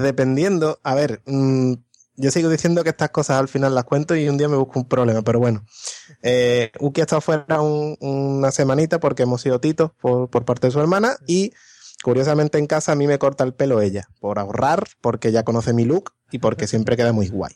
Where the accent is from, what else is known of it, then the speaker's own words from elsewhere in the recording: Morón de la Frontera, Andalusia, Spain; moved away as an adult; vengo de un pueblo